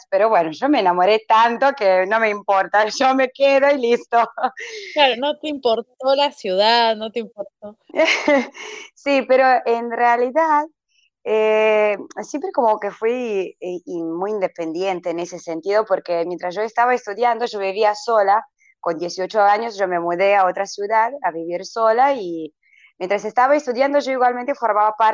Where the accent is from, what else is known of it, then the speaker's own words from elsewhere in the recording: Vinkovci, Vukovar-Srijem County, Croatia; Spanish is a second language; soy de Croacia, de la ciudad de Vinkovci, eh, que queda en la parte del este de, Croacia, cerca de, Hungría, y a unos 270 kilómetros